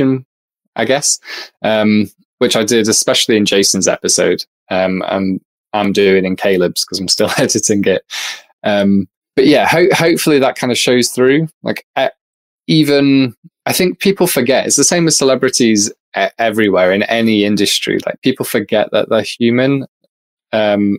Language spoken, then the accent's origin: English; United Kingdom; accent: British; I'm politely British